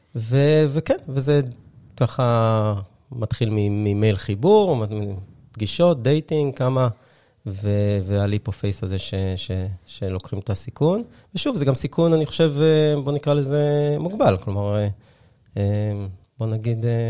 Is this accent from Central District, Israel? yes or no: no; Haifa, Haifa District, Israel; הייתי שכן שלך, אני חושב, אני חיפאי במקור